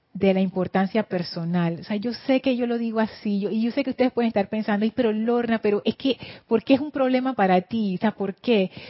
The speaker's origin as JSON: {"language": "Spanish", "country": "Panama", "accent": "Panamanian English"}